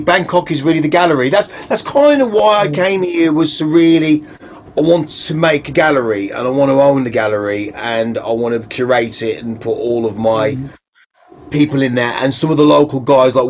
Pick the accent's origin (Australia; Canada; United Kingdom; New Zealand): United Kingdom; Wolverhampton, West Midlands; I'm talking like from Goldie, Wolverhampton